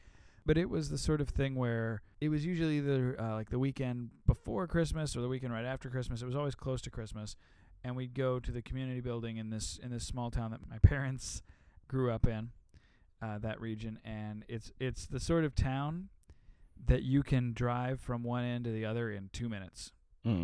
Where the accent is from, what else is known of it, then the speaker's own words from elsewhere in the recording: Illinois, United States; I grew up in Illinois in the Midwest.